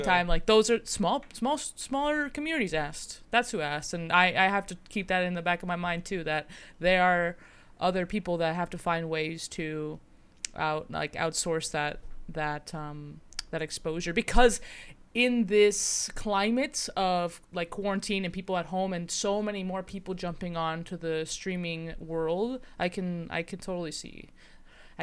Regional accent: United States; as like an American

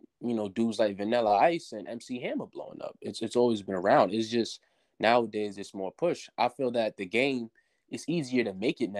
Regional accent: New York City, New York, United States; I'm from New York City, so right. I grew up listening to cats like … people like

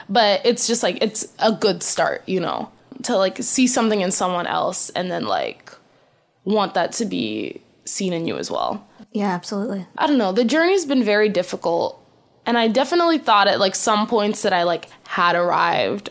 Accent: U.S. Virgin Islands; now in Boston, United States; I grew up on a majority black island, but still like uh factors of like white desirability were like heavily present. We're like an American owned island. We're like a colony of the United States

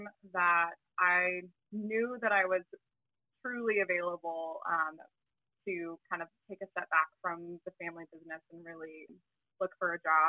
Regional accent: Tennessee, United States; moved away as an adult; also born or lived in Portland; I'm originally from Tennessee, so I moved back with family

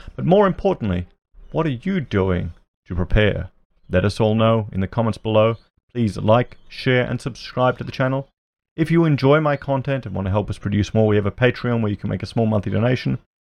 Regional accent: Australia; I'm an Australian YouTuber

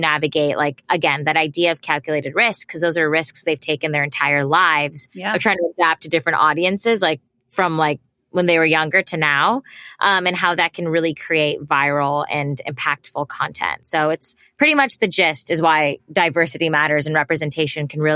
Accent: United States; growing up in the States

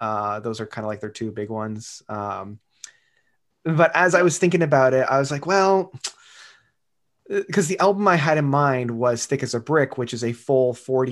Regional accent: Canada; growing up in Canada and having French be that second language

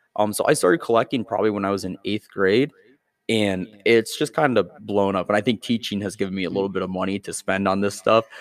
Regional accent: Byron, Illinois, United States; I grew up in Byron

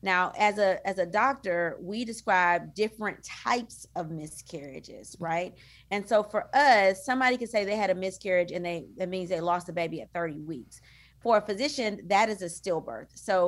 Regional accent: DeRidder, Louisiana, United States; now in Houston, United States; from a really small town called DeRidder, Louisiana. There's only about 10,000 people there. That is my hometown. It's by Lake Charles, Louisiana.

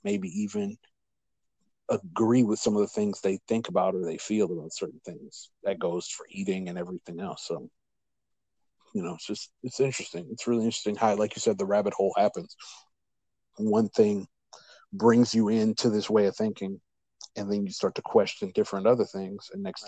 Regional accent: Louisiana, United States; I'm from Louisiana

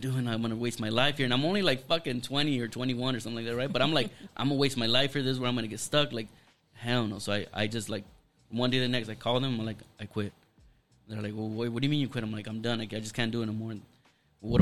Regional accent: Los Angeles, California, United States; also born or lived in Paramount; me growing up in East

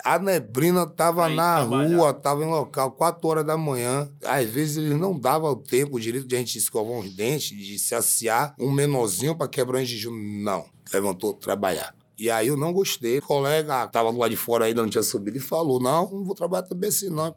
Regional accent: Bahia, Brazil; moved away as an adult; A gente veio da Bahia pra trabalhar

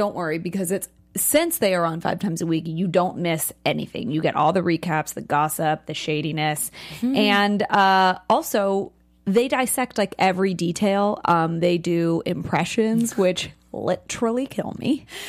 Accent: San Francisco, California, United States; San Francisco, my hometown

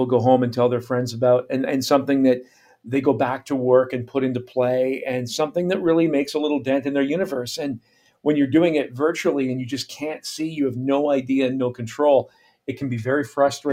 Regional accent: Canada; moved away as an adult; also born or lived in United States / Caribbean; my career has taken me from my home country, Canada, into the U.S., and then into the Caribbean for a couple of years, and then back to Canada, where I'm currently based.

